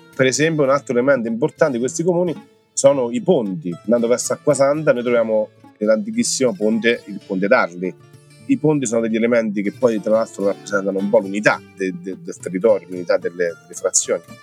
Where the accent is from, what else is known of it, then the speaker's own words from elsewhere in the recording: Roccafluvione, Marche, Italy; insegno italiano, storia e geografia a scuola media del mio paese Roccafione